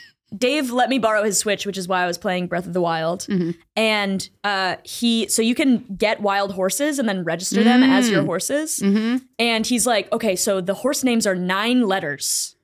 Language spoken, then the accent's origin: English; Boston, Massachusetts, United States; I grew up in a black neighborhood. I can do this. I grew up in Dorchester.